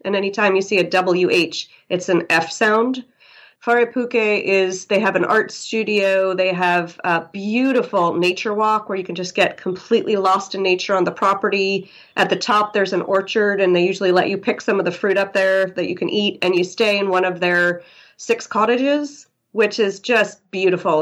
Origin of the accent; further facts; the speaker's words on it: New York City, New York, United States; moved away as an adult; now in Kerikeri, New Zealand; I'm from New York City